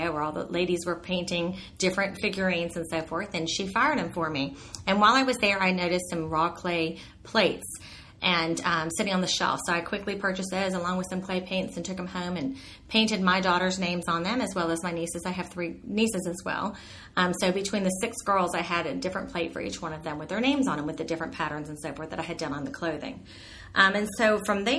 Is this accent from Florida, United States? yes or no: yes; Miami, Florida, United States; I was born and raised in Miami